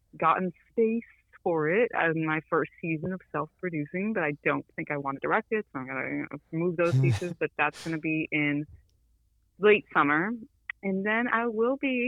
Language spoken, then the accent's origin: English; Worcester, Massachusetts, United States; now in Southbridge, United States; I'm from Worcester, but I don't live there anymore